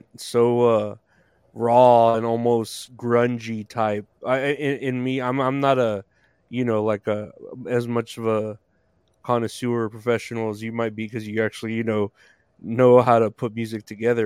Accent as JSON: {"language": "English", "region": "Texas", "country": "United States", "said": "I'm here from Texas"}